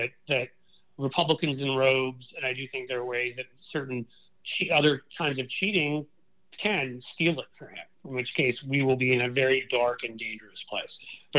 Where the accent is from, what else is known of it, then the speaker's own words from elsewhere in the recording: Ohio, United States; I think Ohio, my home state, is back in play.